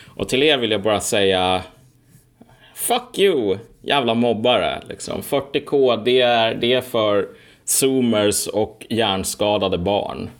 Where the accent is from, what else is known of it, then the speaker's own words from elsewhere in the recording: Sweden; Jag är ju född i Sverige